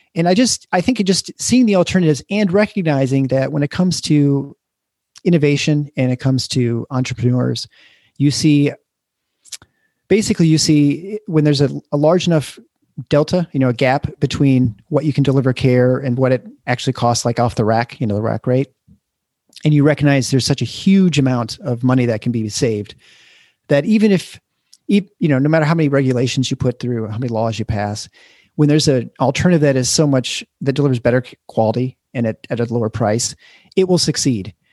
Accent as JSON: {"language": "English", "town": "Lansing", "region": "Michigan", "country": "United States", "tie": "born or raised there", "also_born_or_lived": "Iowa City, Iowa", "lives_now": "Grand Rapids, United States", "said": "I grew up in Lansing area"}